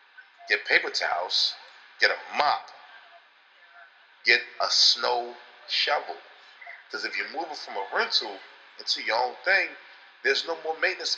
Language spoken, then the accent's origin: English; Baltimore, Maryland, United States; We come from Baltimore.